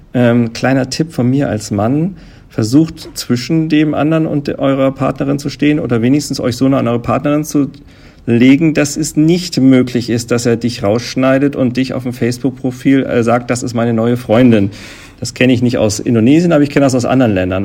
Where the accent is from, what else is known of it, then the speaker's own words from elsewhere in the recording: Germany; bei uns in Deutschland